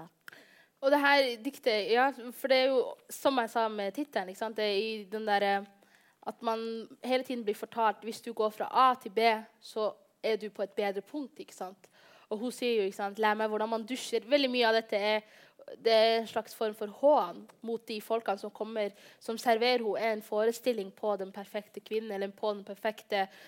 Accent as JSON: {"language": "Norwegian", "town": "Bodø", "region": "Nordland", "country": "Norway", "said": "jeg kommer fra Bodø, og det er en liten by med 55 000, 55 000 innbyggere"}